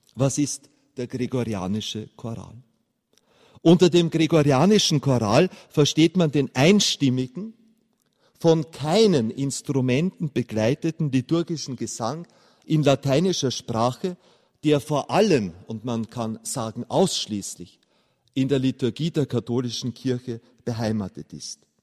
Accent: Austria; als Österreicher

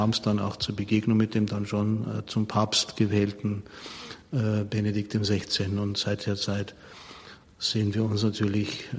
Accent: Munich, Bavaria, Germany; Ich bin ja ein Münchner und wie ich ins Priesterseminar eingetreten bin, 1980 war Josef Ratzinger Erzbischof von München und Freising

